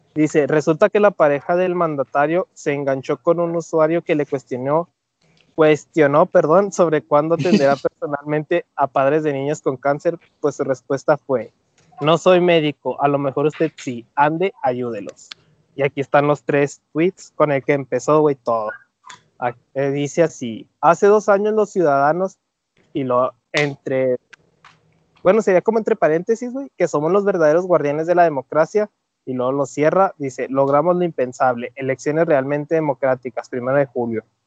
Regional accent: Mexico; cómo somos los mexicanos

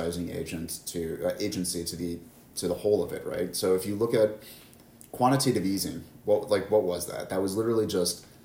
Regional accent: Midwest, United States; I'm from the Midwest

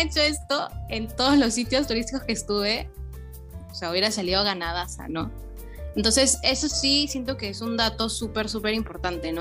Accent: Peru; a nosotros los, peruanos

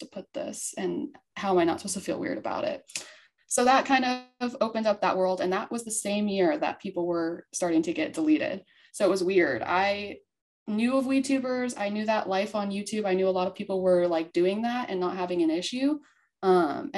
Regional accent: Montana, United States; I came from Montana

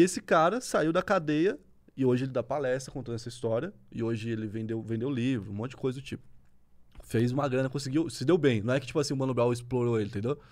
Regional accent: Santa Catarina, Brazil; eu sou de Santa Catarina

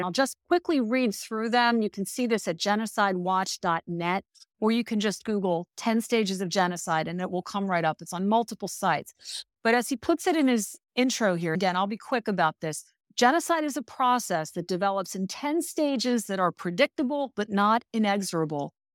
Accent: United States; as an American

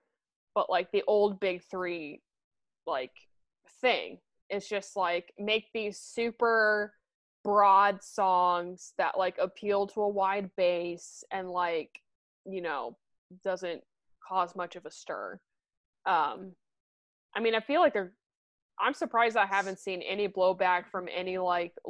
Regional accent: United States; we are American

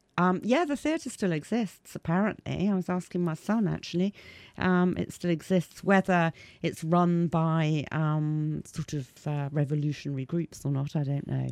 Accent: Leamington Spa, West Midlands, United Kingdom; I was born in Leamington Spa.

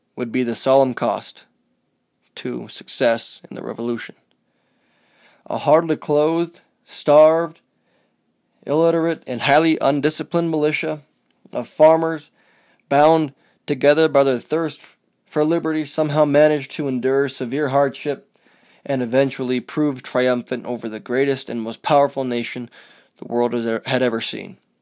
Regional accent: United States; as an American

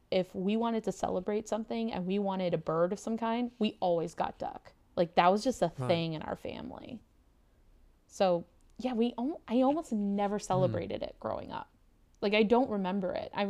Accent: United States; I yeah, I'm an American. I did not grow up really with Thanksgiving, um, and even in my family, when we would go back and visit family in the States

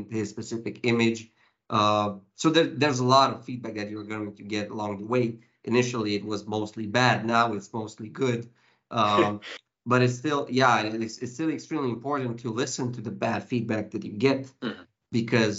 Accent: Timișoara, Timiș County, Romania; Timișoara County Hospital, my hometown's county hospital

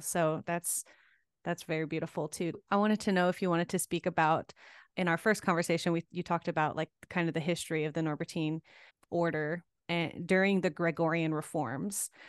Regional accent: Gulf Coast, United States; accent: Southern; we're both from the Gulf Coast

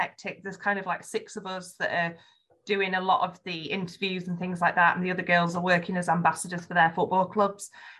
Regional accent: Yorkshire and the Humber, United Kingdom; accent: Yorkshire; my Yorkshire accent

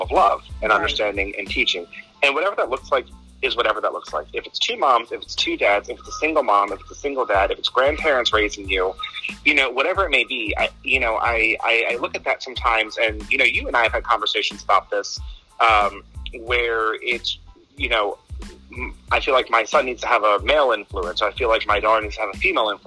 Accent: Virginia, United States; also born or lived in New Jersey; Originally, we're from New Jersey. So we all just kind of moved into Virginia back in like 1988, 1990, something like that.

